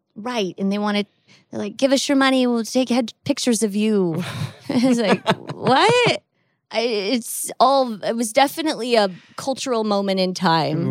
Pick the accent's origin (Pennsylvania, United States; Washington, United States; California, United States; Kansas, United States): Washington, United States; Seattle; I grew up in Seattle